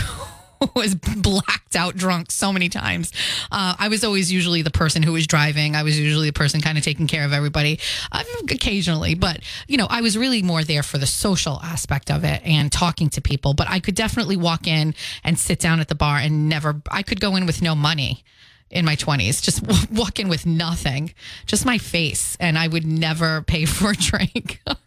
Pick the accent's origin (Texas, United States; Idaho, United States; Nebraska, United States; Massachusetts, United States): Massachusetts, United States; Fall River; also born or lived in Philadelphia; the Highlands, part of Fall River, where I grew up